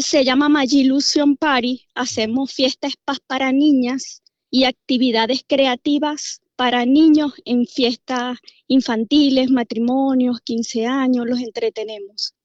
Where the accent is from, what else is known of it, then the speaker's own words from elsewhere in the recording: Venezuela; moved away as an adult; now in Dallas, United States; Yo vengo de Venezuela